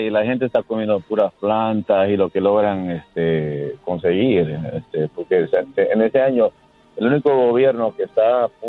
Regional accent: Havana, Cuba; Yo soy de La Habana, Cuba.

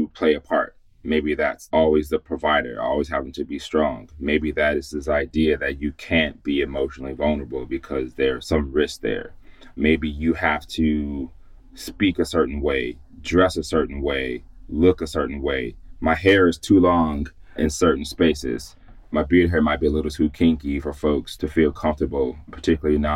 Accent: Chicago, Illinois, United States; moved away as an adult; now in Boston, United States; I'm a Midwestern boy. If you call my phone number, you'll see that it's from Chicago.

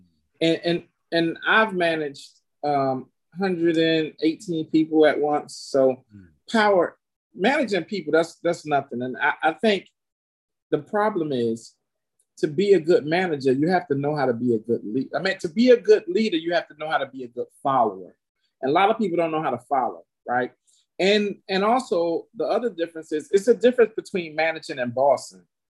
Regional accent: the South, United States; that was a thing that I learned from growing up in the South, being hospitable.

